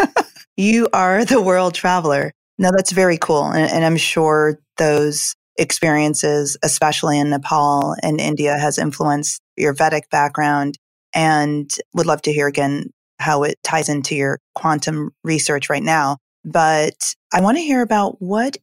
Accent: Jamaica; moved away; I'm originally from Jamaica

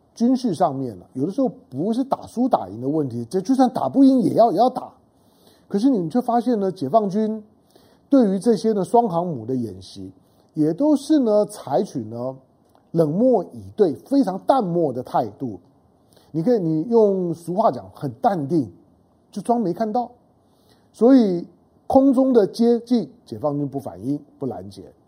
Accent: Taiwan; 我们生活在台湾啊， 在台湾土生土长的，包括我

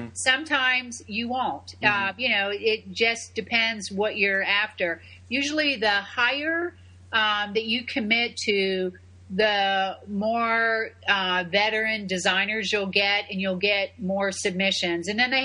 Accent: Tampa, Florida, United States; And it's in my hometown of Tampa.

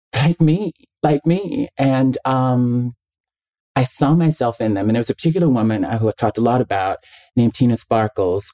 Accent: Mobile, Alabama, United States; also born or lived in Birmingham, Alabama; I'm from Mobile, Alabama, the deep South

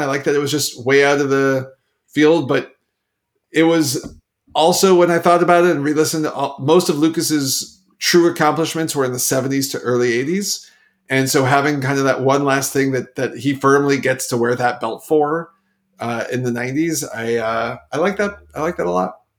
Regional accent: Canada; I'm Canadian

